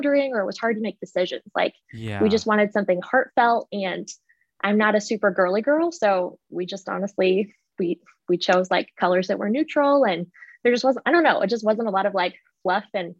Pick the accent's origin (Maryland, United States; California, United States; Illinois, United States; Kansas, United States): Kansas, United States; Wichita; also born or lived in Indiana; I am from Wichita, Kansas, born and raised.